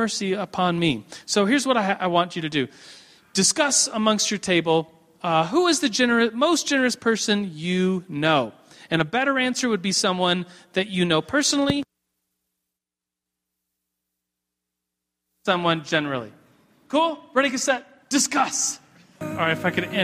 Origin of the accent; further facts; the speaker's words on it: United States; being guilty of just being an American and a consumerist